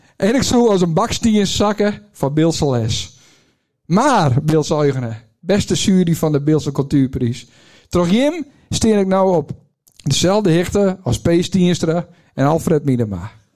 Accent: Het Bildt, Friesland, Netherlands; also born or lived in Leeuwarden; Als echte bilker

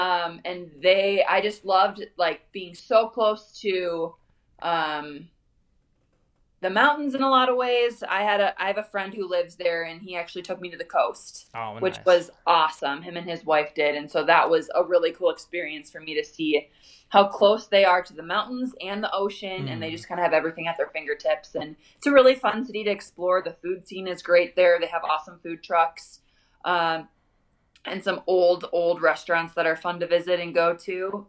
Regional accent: Minnesota, United States; now in Denver, United States

